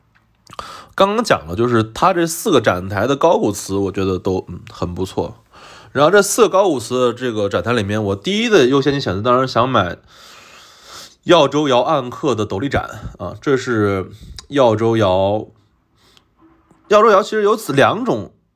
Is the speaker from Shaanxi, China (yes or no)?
yes; Xi'an, Shaanxi, China; moved away; 虽然我从小生活在西安